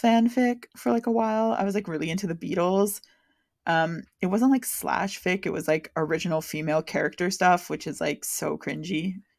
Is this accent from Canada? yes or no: yes; Canada; exposing myself as a Canadian